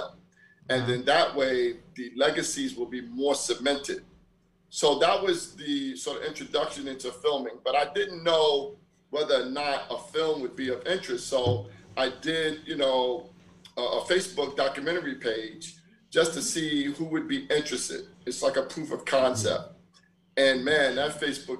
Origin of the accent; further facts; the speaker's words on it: New York City, New York, United States; my life growing up in Brooklyn